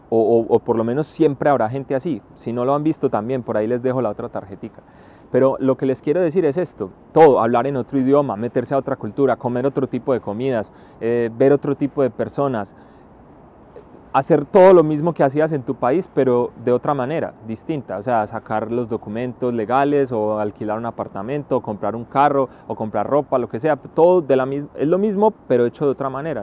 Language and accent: Spanish; Paisa region, Antioquia, Colombia; moved away as an adult; also born or lived in China; un paisa que salió al extranjero y que lleva muchos años viviendo en él